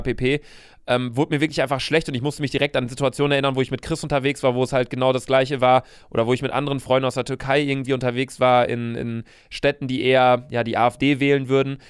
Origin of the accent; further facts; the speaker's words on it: Germany; meine Vorfahren waren Deutsche, ich bin Deutscher